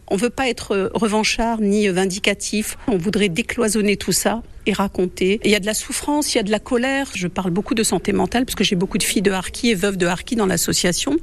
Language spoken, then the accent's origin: French; Algeria; now in France; L'Algérie, notre pays de naissance, la France, notre pays d'adoption